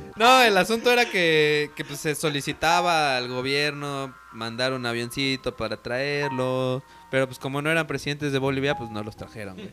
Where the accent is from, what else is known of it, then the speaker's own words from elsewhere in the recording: Mexico; pensamos como mexicanos